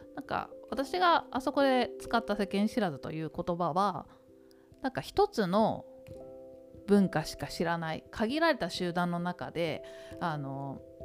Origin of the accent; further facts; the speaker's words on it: Tokyo, Japan; 東京で育って